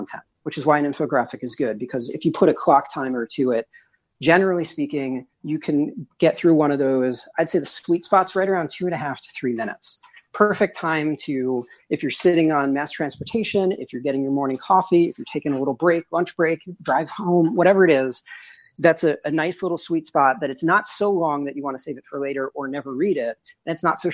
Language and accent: English; suburbs of New York City, United States; now in Midwest, United States; I'm in the Midwest now, but I'm originally from New York, in the suburbs of New York City